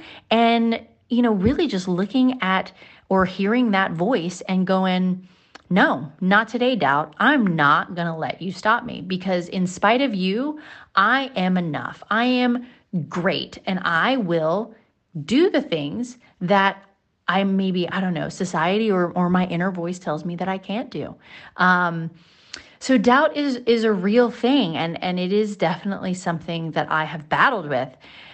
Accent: Hawaii, United States; moved away as an adult; also born or lived in Mississippi; I was moving from Mississippi, but I was from Hawaii and Mississippi kind of jointly because that's where my parents lived.

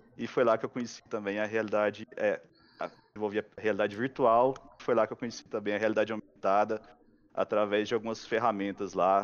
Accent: Goiás, Brazil; eu sou de Goiás, né? Então a cultura nossa lá é mais para a parte é, animais, vida com gado e plantação

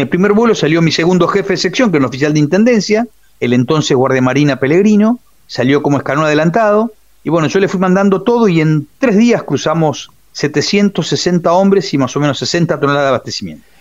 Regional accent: Buenos Aires, Argentina; Yo soy nacido en Capital Federal. Ajá pero mi familia es correntina

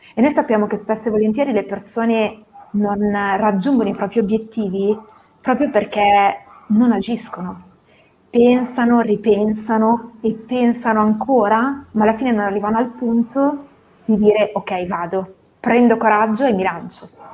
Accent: Novara, Piedmont, Italy; sono di Novara, classe 1984

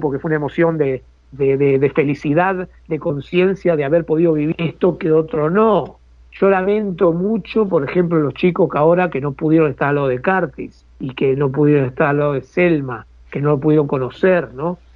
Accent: Buenos Aires, Argentina; soy del barrio de Boedo

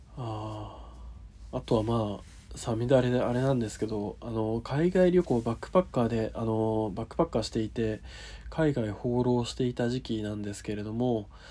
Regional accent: Niigata, Japan; 地元新潟

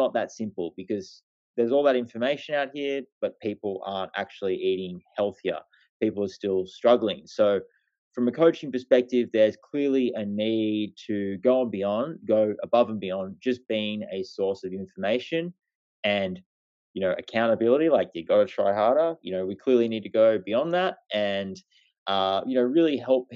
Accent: Australia; I'm a bloke from Australia

